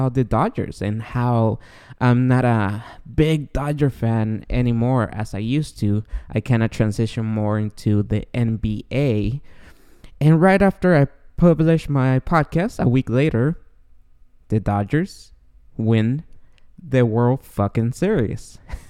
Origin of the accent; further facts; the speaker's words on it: Guatemala; now in United States; I don't know if you guys know, but I'm an immigrant. I came from Guatemala in 1999, and it took me 17 long years to become a citizen of the United States.